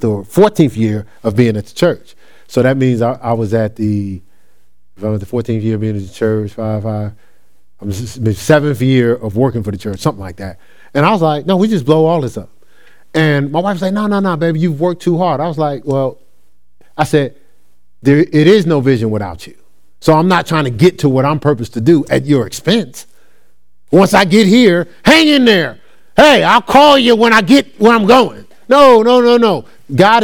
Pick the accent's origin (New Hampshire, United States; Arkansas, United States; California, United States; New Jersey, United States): New Jersey, United States; I'm from a different culture. I'm from New Jersey.